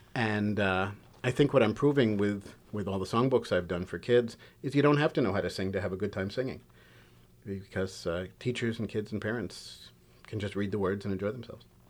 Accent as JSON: {"language": "English", "town": "New York City", "region": "New York", "country": "United States", "tie": "born or raised there", "said": "I grew up in Queens"}